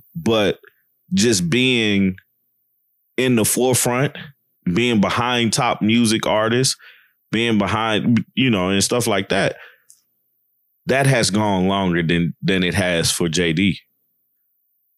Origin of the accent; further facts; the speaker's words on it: the South, United States; being a Southerner